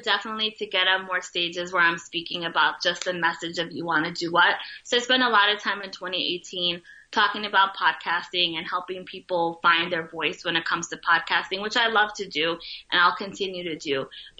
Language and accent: English; Bronx, New York, United States; But I would not trade anything growing up in the Bronx. Like, I absolutely loved it.